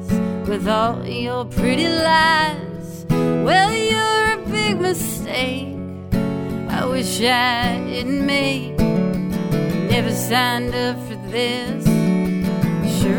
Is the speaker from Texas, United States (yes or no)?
yes; East Texas, United States; moved away as an adult; also born or lived in Nashville, Tennessee; now in Cape Cod, United States; originally, I'm from East Texas.